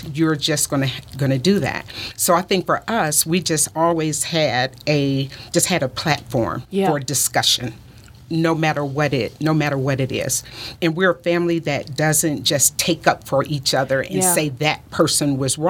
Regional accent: Detroit, Michigan, United States; moved away; also born or lived in the South; I am originally from Detroit

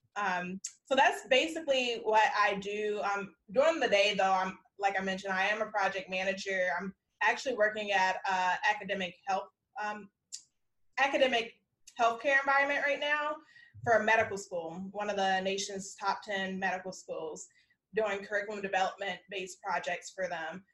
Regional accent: South Holland, Illinois, United States; moved away as an adult; also born or lived in Washington, D.C.; now in Texas, United States; I'm from Chicagoland because I grew up in South Holland

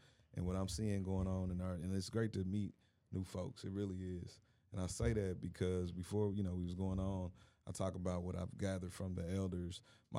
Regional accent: Indianapolis, Indiana, United States; I'm from Indianapolis, married with three kids, a dog.

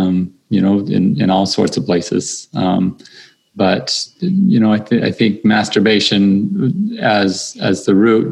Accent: St. George, Utah, United States; I grew up in St. George

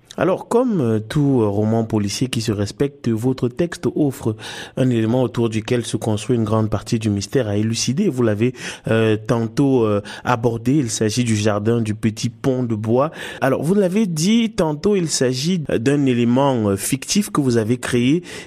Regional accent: Canada; en tant que Canadien

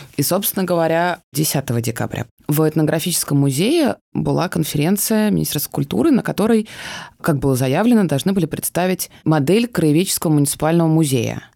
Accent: Moscow, Russia; я э, родилась в Москве, и у меня вообще очень сложно с пространственной идентичностью

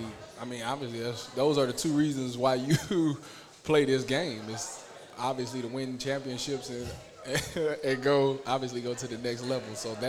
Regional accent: Ohio, United States; I'm from Ohio, and, like, I always grew up and said I want to go to Ohio State

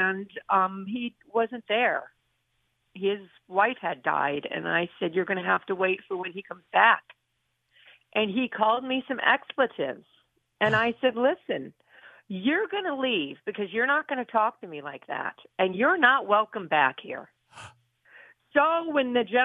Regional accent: Honesdale, Pennsylvania, United States; moved away as an adult; I want to come back to my hometown

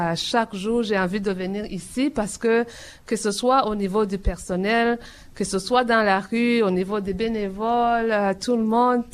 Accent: Burundi; moved away as an adult; now in Toronto, Canada; depuis que j'étais dans mon pays natal, le Burundi où j'ai grandi

